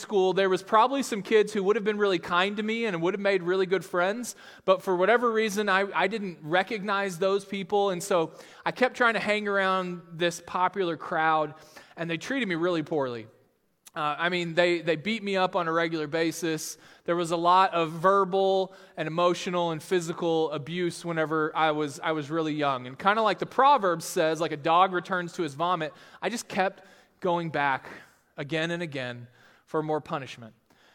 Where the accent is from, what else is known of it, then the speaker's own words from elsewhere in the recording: Texas, United States; now in Sioux Falls, United States; I'm actually from Texas, and grew up there